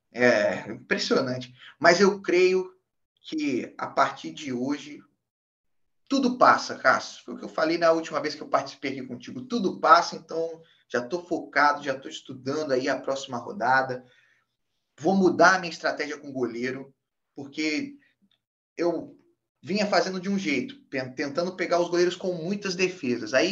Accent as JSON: {"language": "Portuguese", "town": "Três Rios", "region": "Rio de Janeiro", "country": "Brazil", "tie": "born or raised there", "said": "fui para minha cidade natal, Três Rios, ficar com a família."}